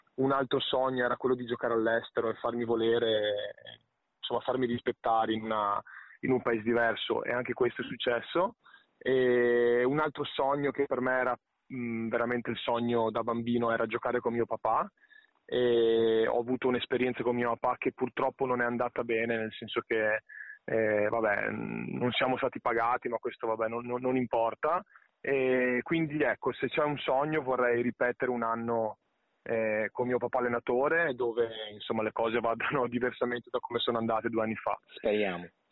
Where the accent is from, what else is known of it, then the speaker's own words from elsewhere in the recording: Padua, Veneto, Italy; io sono di Padova, vivo a Padova da, da praticamente una vita